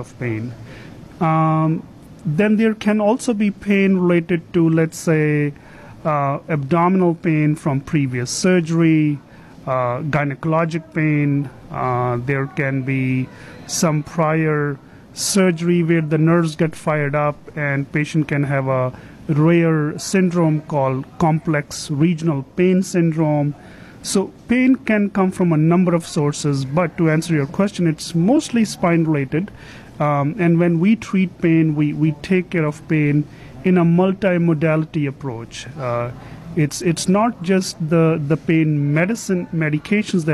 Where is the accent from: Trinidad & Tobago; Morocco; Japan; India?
India; moved away as an adult; also born or lived in Rochester, New York; now in United States; originally, I am from India